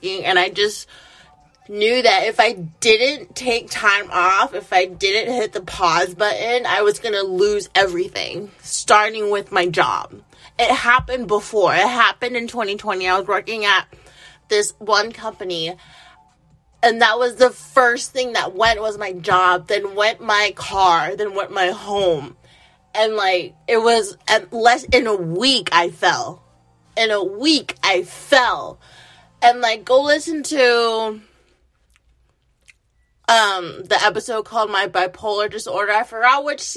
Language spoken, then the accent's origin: English; United States; I'm an American